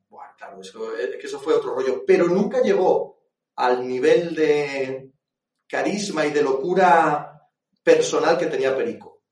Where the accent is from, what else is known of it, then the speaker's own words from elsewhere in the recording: Asturias, Spain; yo soy asturiano